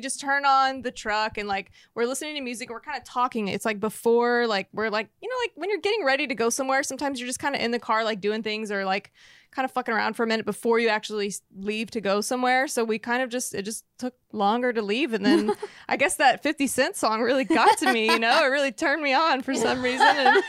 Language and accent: English; Texas, United States; I'm from Texas